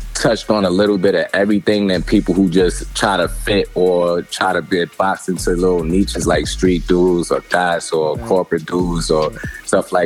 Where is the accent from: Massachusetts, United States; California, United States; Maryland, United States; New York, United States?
New York, United States; New York City; growing up in Brooklyn, New York